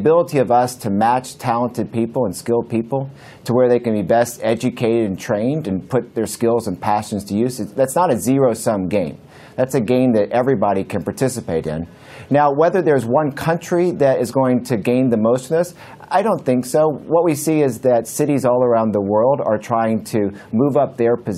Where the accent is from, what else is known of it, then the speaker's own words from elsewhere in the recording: Alabama, United States; I grew up in Alabama